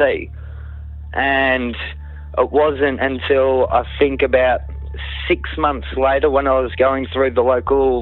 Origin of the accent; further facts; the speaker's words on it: Kananook, Victoria, Australia; I grew up in Cannanook